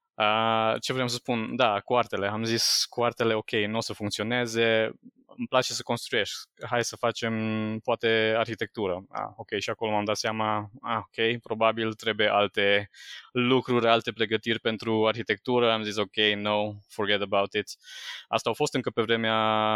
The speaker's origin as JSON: {"language": "Romanian", "town": "Sânnicolau Mare", "region": "Timiș County", "country": "Romania", "tie": "born or raised there", "said": "am rămas la liceu din orașul meu natal, eu sunt din sunt Nicolau Mare, aproape de Timișoara"}